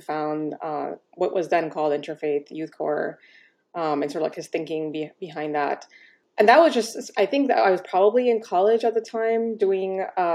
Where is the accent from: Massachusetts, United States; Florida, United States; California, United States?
Florida, United States; Miami; I grew up in Miami, Florida